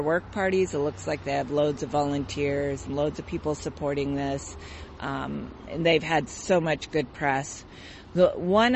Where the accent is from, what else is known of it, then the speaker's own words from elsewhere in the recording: Seattle, Washington, United States; Growing up in the Seattle area